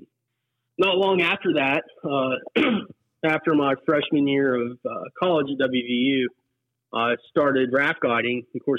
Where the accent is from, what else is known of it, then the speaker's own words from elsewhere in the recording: Summersville, West Virginia, United States; I grew up in Summersville, home of the Gauley, in home of Gauley Fest.